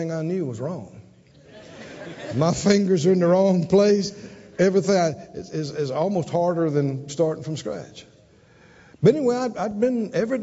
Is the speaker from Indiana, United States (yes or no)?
no; Mississippi, United States; moved away; I'm from Mississippi, and then the Pentecostal church